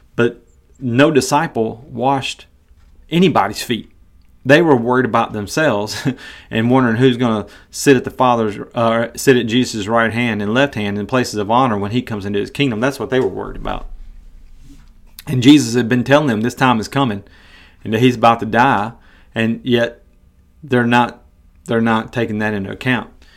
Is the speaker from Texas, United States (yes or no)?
no; Tennessee, United States; moved away as an adult; also born or lived in Iowa; I'm from Tennessee, and I'm a huge Tennessee Volunteers fan.